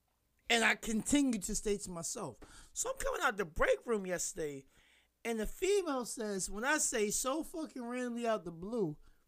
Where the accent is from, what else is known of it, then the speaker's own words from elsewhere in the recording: the South, United States; I'm from the South.